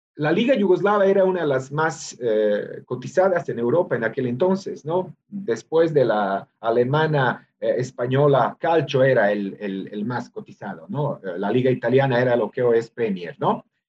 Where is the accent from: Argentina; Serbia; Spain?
Serbia; Novi Sad, Vojvodina; moved away as an adult; also born or lived in Belgrade, Serbia; now in Mexico; mi ciudad natal, Voivodina